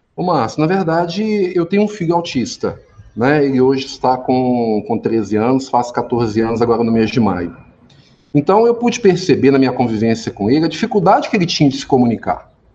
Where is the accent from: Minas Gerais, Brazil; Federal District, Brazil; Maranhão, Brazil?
Minas Gerais, Brazil; Formiga; also born or lived in Belo Horizonte; eu nasci aqui em Formiga, fui criado né, aqui na cidade.